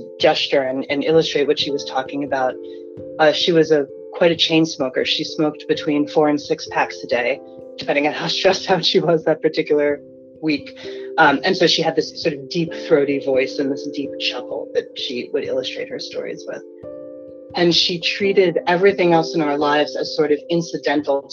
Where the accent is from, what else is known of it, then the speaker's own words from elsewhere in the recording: New York City, New York, United States; I was born in Yorkville, which is the very far east neighborhood in New York City